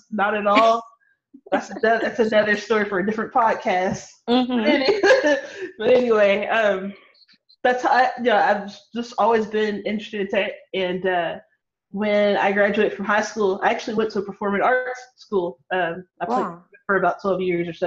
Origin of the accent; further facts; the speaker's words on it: Louisville, Kentucky, United States; I'm from Louisville, Kentucky, born and raised